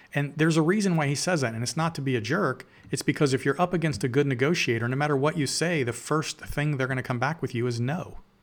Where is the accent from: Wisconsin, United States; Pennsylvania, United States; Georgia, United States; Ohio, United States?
Ohio, United States; Canal Winchester; I'm from Columbus, Ohio. I grew up in a little farm town in Columbus called Kanawha